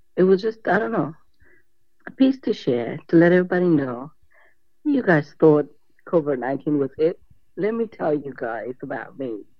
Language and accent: English; Australia; born or raised there